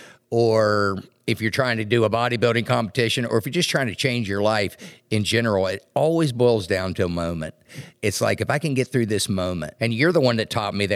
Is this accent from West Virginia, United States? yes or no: yes; West Virginia, United States; I am from West Virginia